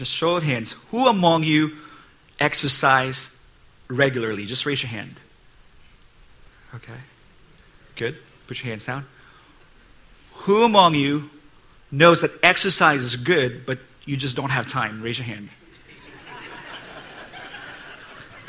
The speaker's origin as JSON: {"language": "English", "country": "Philippines", "moved": "as an adult", "lives_now": "United States", "said": "I'm Asian. I came from the Philippines, and that was about 20 years ago"}